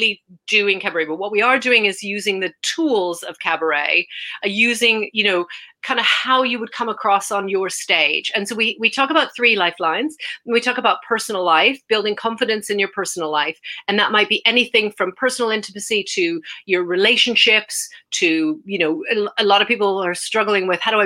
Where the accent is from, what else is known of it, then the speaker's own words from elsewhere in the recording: Canada; moved away as an adult; now in United Kingdom; I'm from Canada originally, but I came to the UK